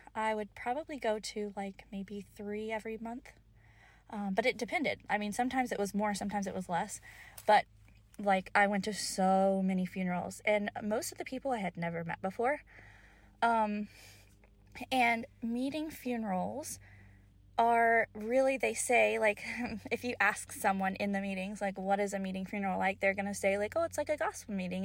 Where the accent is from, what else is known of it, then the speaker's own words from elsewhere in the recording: Kentucky, United States; I grew up in Kentucky.